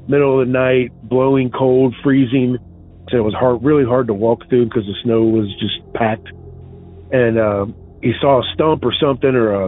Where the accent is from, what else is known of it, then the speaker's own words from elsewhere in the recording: Cincinnati, Ohio, United States; I'm from Cincinnati.